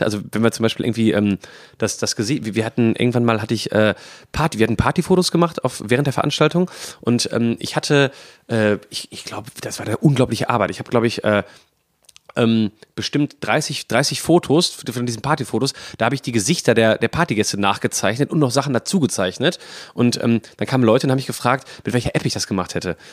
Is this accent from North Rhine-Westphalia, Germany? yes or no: yes; Bochum, North Rhine-Westphalia, Germany; moved away as an adult; now in Essen, Germany; ich bin ähm, in Bochum geboren und aufgewachsen